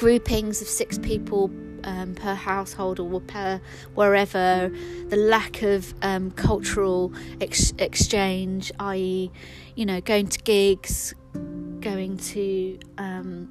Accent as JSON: {"language": "English", "region": "London", "country": "United Kingdom", "said": "I'm from London. I'm from West London"}